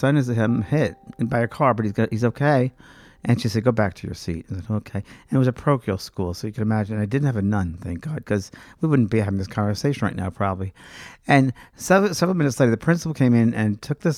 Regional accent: New York, United States; moved away as an adult; also born or lived in Los Angeles; I was from New York, cynical New Yorker

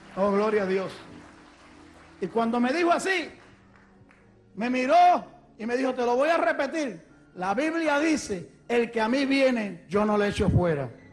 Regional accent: Ponce, Puerto Rico; moved away; also born or lived in Mayagüez, Puerto Rico / New York City, United States / Rochester, New York, United States; yo soy puertorriqueño. Nací en Puerto Rico, en una ciudad que se llama Mayagüez. De allí pues me crié un poquito de mi vida en otra ciudad que se llama Ponce

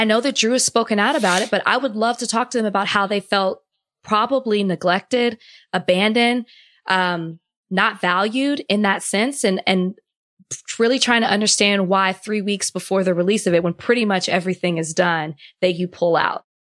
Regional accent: Texas, United States; moved away; I'm from Texas

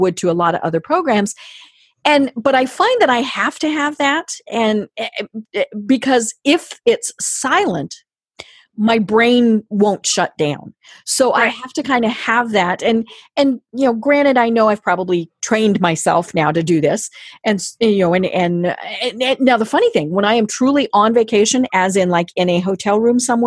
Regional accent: Colorado, United States; I'm from Colorado

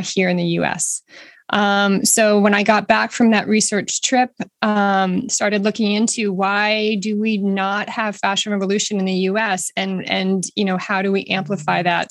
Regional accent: Boston, Massachusetts, United States; I am from the Boston area

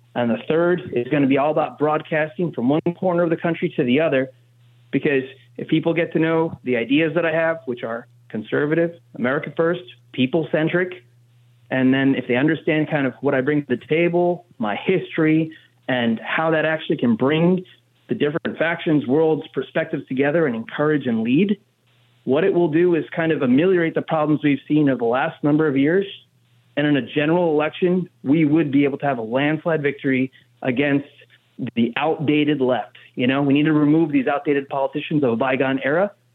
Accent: New Jersey, United States; as someone born and raised in Jersey

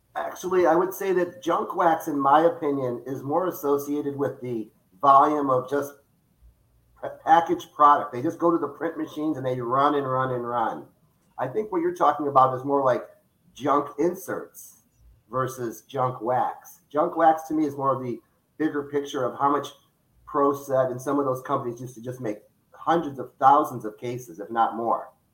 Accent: Detroit, Michigan, United States; now in Florida, United States; I grew up in Detroit, Michigan

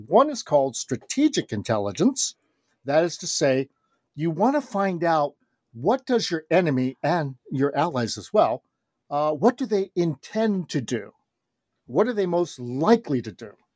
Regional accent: Los Angeles, California, United States; moved away as an adult; also born or lived in Japan / Kyoto, Japan / New Haven, Connecticut; I was, uh, born and raised in Los Angeles, California, grew up there my whole life

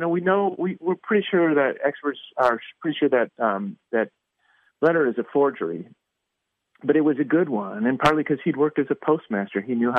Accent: Midwest, United States; I'm a Midwesterner

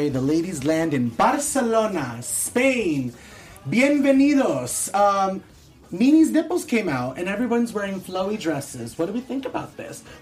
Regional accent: California, United States; We're from California, like Eva said. We like ….

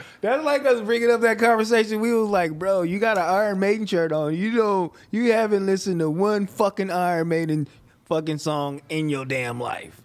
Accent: Los Angeles, California, United States; I come from Los Angeles, California

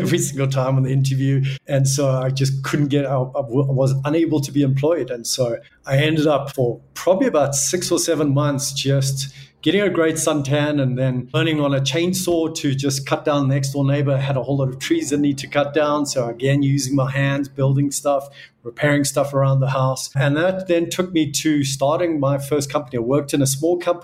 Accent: Johannesburg, Gauteng, South Africa; Yes, I was raised in South Africa, born in Johannesburg.

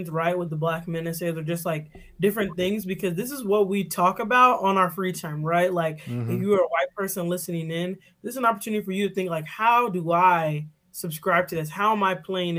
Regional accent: Chicago, Illinois, United States; I grew up in Chicago

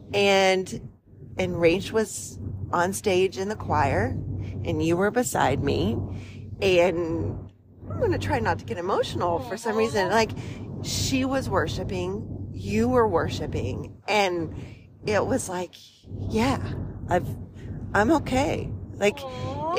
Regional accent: West Virginia, United States; moved away as an adult; now in Midwest, United States; I grew up in the mountains of West Virginia

